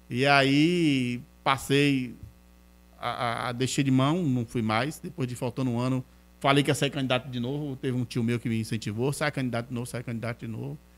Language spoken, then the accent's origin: Portuguese; Feira de Santana, Bahia, Brazil; nasci aqui em Feira mas ela veio morar aqui e moramos ali na Rua Nova, muitos anos na Rua Nova, desde quando eu nasci, naquele bairro.